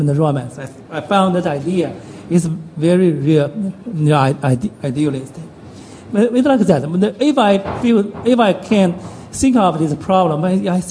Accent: China; I'm from China.

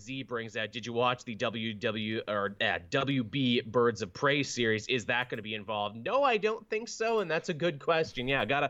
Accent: New Jersey, United States; I'm from New Jersey, and I love to do that other thing.

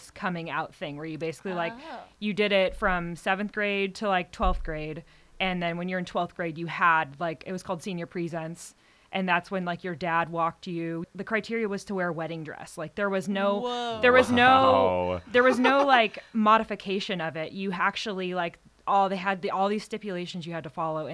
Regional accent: South Orange County, California, United States; also born or lived in Torrance, California / Manhattan Beach, California / Laguna Hills, California / Trabuco Canyon, California; I was born in Torrance, lived in Manhattan Beach for the first 5 years of my life. Then I moved to South Orange County

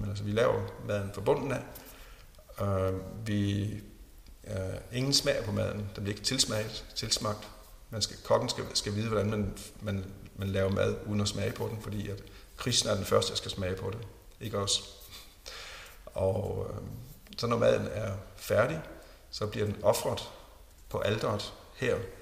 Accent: Jutland, Denmark; jeg voksede op på sådan en, en ganske almindelig, pæn, borgerlig familie. Jeg er fra Jylland.

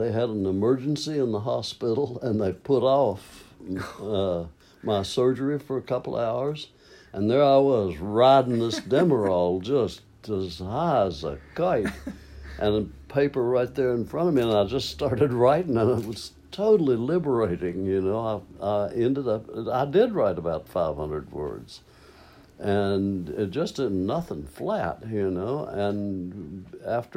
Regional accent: Maysville, Kentucky, United States; moved away as an adult; also born or lived in California; I came home from California, came back to Maysville for a visit, and my folks were there.

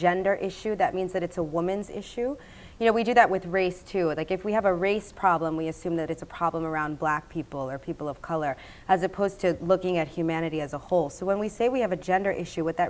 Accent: United States; I'm an American

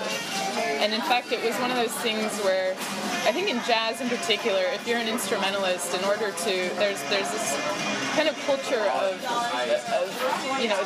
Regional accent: Seattle, Washington, United States; moved away as an adult; now in New York, United States; where I grew up in Seattle, it's a very competitive kind of atmosphere

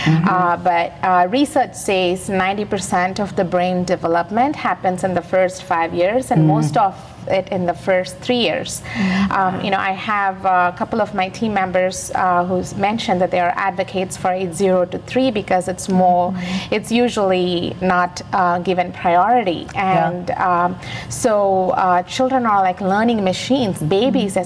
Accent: India; moved away as an adult; also born or lived in Naperville, Illinois; now in United States; I came from India. I grew up in India, and I came to this United States in 1996.

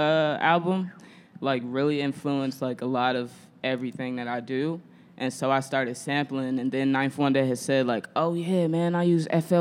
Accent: St. Louis, Missouri, United States; now in Chicago, United States; I'm from St. Louis, Missouri. If don't nobody know, I'm not from Chicago. I'm a St. Louisan

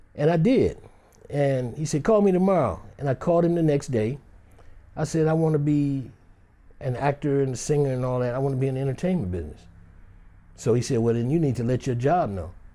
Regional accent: Detroit, Michigan, United States; I grew up in Detroit, Michigan.

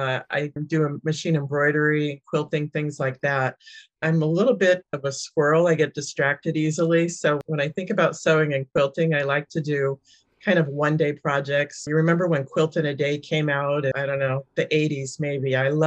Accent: San Jose, California, United States; also born or lived in New York; I was born in New York and kind of crisscrossed the country with my dad's job. But by the time I was 9 or 10, we landed in San Jose. So I'm almost a native.

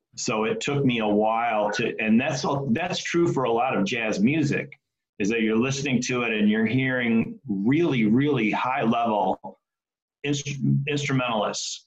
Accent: Detroit, Michigan, United States; I grew up in Detroit

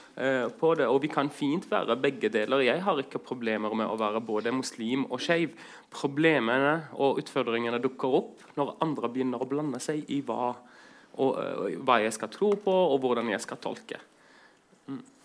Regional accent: Greece; also born or lived in Southern Norway / Iraq; now in Norway; vokst opp i Hellas

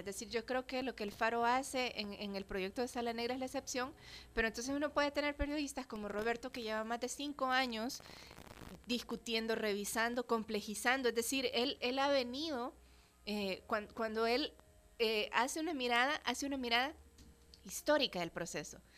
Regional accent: El Salvador; somos personas salvadoreñas

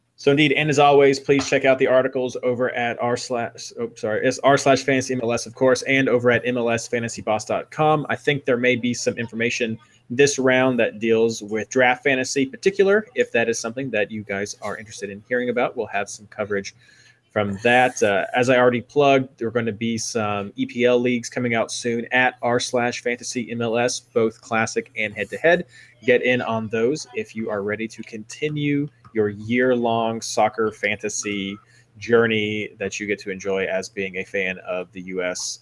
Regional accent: Kentucky, United States; I'm from Kentucky

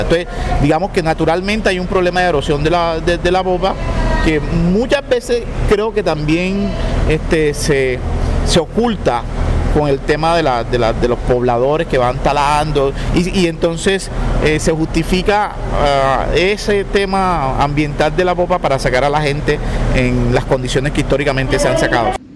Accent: Cartagena, Bolívar, Colombia; Yo nací en Santa Rita. Yo nací a finales de los 60

